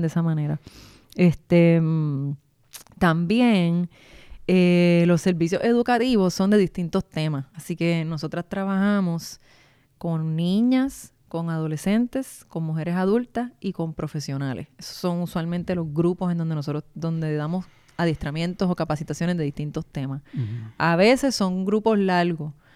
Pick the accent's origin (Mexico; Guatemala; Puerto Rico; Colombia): Puerto Rico; Guaynabo; Yo soy de Guaynabo